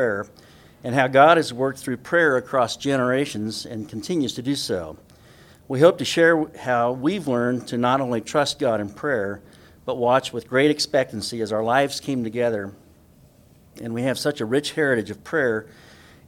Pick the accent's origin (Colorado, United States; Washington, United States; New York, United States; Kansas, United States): Kansas, United States; Hutchinson; I was born in Hutchinson, Kansas in 1953 and raised on a farm 12 miles west of Hutchinson between Nickerson and Partridge.